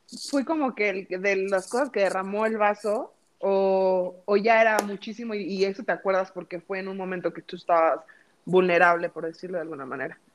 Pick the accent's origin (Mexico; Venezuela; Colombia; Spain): Mexico; moved away; somos mexicanos